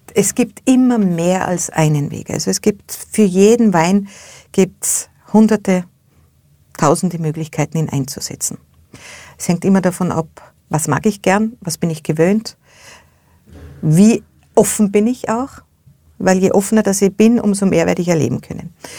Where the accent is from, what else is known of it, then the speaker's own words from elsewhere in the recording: Austria; bei uns in Österreich